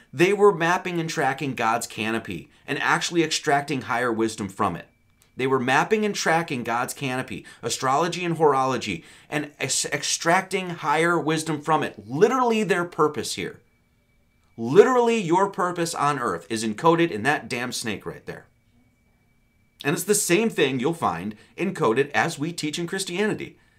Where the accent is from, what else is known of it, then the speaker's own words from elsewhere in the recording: Wisconsin, United States; I grew up in Wisconsin